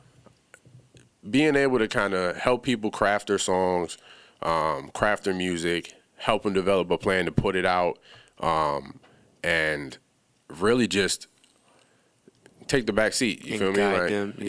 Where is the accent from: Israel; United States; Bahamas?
Bahamas; moved away; I'm originally from the Bahamas